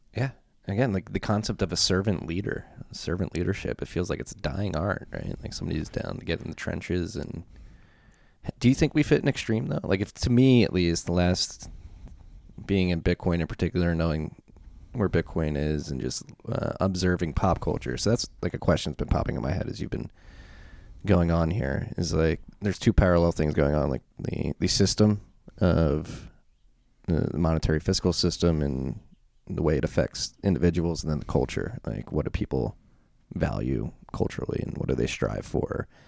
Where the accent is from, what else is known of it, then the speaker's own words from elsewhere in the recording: Philadelphia, Pennsylvania, United States; moved away as an adult; also born or lived in South Carolina / Frankford, Philadelphia; I grew up in Philadelphia, Northeast Philadelphia, and, uh, our neighborhood changed pretty fast